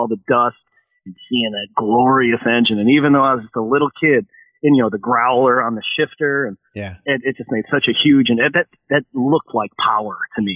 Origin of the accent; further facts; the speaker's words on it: Chicago, Illinois, United States; growing up in Chicago